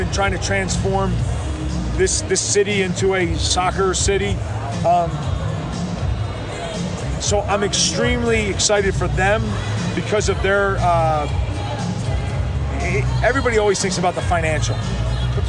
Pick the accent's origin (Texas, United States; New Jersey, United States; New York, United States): New Jersey, United States; also born or lived in Denver; now in Kansas City, United States; I'm from Jersey